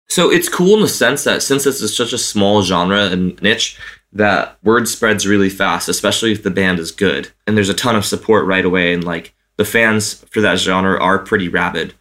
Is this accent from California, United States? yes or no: yes; Santa Cruz, California, United States; Santa Cruz, which is my hometown